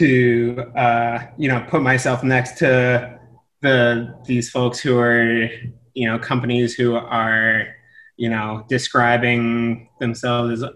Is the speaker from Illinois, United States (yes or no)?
no; outside of Philadelphia, Pennsylvania, United States; moved away as an adult; also born or lived in Middlebury, Vermont / West Africa; now in New York, United States; I grew up outside of Philadelphia in the suburbs